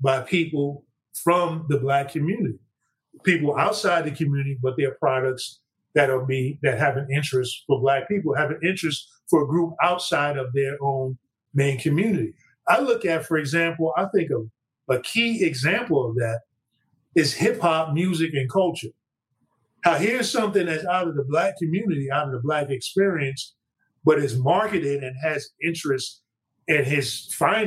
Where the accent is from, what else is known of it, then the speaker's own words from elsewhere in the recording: New York City, New York, United States; I'm a guy from Brooklyn